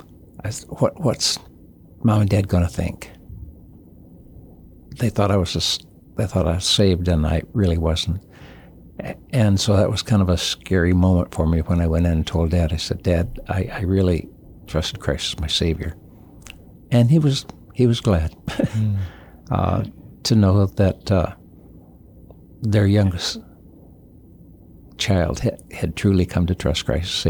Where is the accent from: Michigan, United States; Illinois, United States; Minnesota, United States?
Michigan, United States; St. Johns; moved away as an adult; also born or lived in Chuuk; Born in basically St. John's, Michigan, which is just north of Lansing, Michigan.